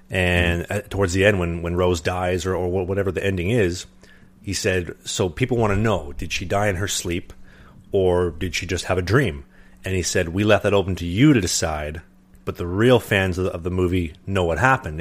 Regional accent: Winnipeg, Manitoba, Canada; I'm from Winnipeg

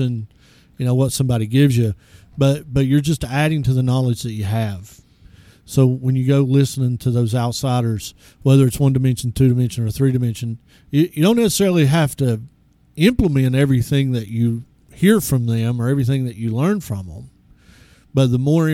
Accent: East Tennessee, United States; When I was growing up in East Tennessee, everybody had a church

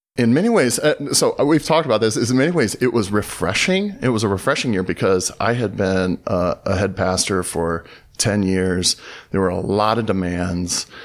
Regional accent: Southern California, United States; moved away as an adult; also born or lived in Dayton, Tennessee; now in Los Angeles, United States; I grew up in Southern California

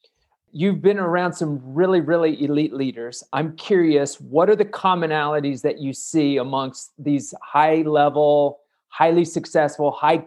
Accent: Kansas, United States; I'm from Kansas.

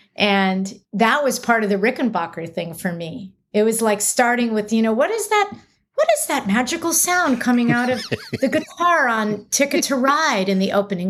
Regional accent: Los Angeles, California, United States; I grew up near Santa Monica, so technically in an L A zip code

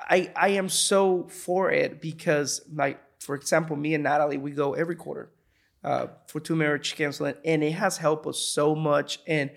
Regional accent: Puerto Rico; moved away; I can imagine, because when I moved here from Puerto Rico to here, it was a shock. Right. And I came with my family.

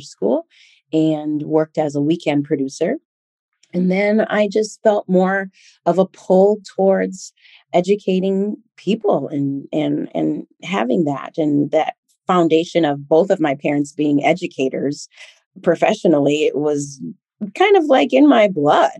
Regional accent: Minnesota, United States; also born or lived in Liberia; growing up in Minnesota

